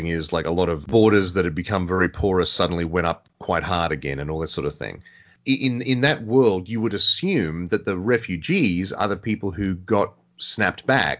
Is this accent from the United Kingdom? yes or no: no; Australia; as an Australian